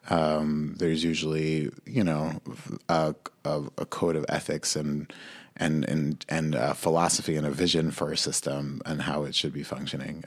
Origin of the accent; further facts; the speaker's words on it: Monsey, New York, United States; I grew up in a mixed race family in Muncie, New York